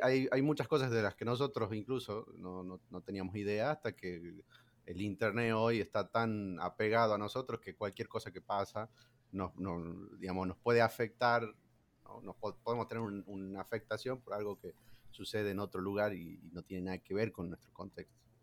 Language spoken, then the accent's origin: Spanish; La Rioja, Argentina; yo soy de La Rioja